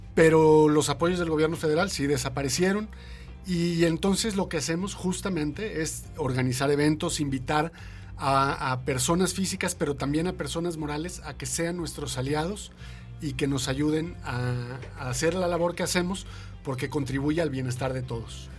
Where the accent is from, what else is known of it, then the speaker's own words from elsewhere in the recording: Mexico; como mexicanos